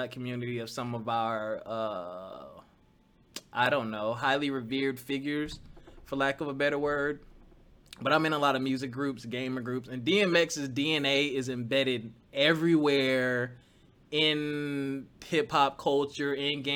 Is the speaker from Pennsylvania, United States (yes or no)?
yes; Philadelphia, Pennsylvania, United States; I grew up in Philly